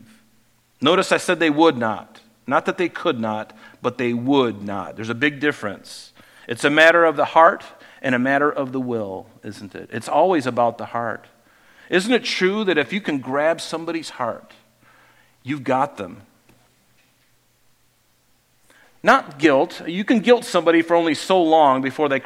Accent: Southwest Florida, United States; I grew up in Southwest Florida on an island

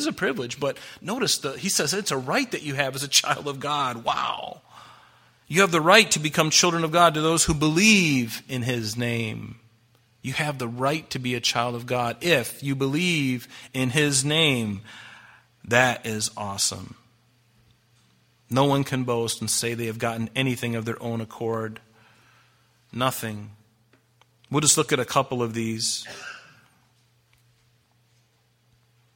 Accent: United States; I'm a Christian first, and I'm an American second

